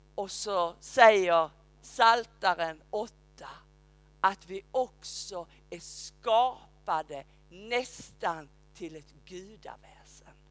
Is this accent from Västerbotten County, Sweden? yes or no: no; Skåne, Sweden; also born or lived in Uppsala; now in Rydaholm, Sweden; säger jag som en skåning